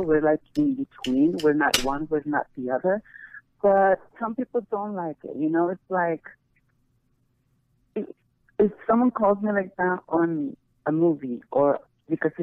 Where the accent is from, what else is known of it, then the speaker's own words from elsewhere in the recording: Mexico; also born or lived in Colombia; now in United States; I am Mexican. I'm Mexican-Colombian.